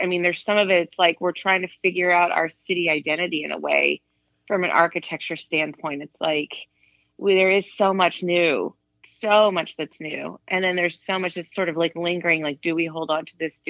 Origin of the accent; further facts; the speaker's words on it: Austin, Texas, United States; moved away as an adult; also born or lived in Los Angeles, United States; now in Austin, United States; I'm from Austin. My family moved there when I was 8